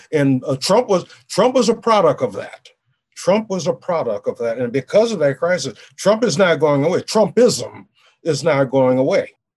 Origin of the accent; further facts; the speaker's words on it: New Orleans, Louisiana, United States; moved away; I grew up in the world in New Orleans